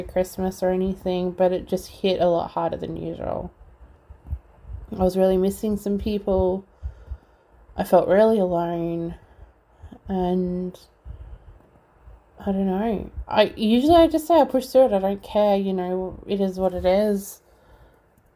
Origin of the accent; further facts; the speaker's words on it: Australia; also born or lived in Melbourne; being Australian, being in Melbourne